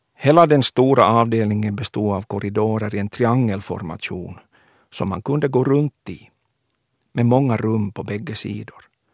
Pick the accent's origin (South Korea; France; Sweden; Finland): Finland; Kronoby, Ostrobothnia; Jag föddes i Kronoby 1972.